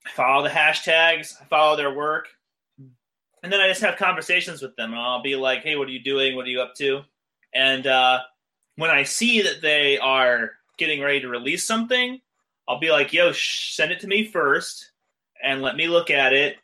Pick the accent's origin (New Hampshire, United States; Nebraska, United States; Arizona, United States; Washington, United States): Arizona, United States; Phoenix; moved away as an adult; also born or lived in Los Angeles, California; I moved to Los Angeles from my hometown, Phoenix, Arizona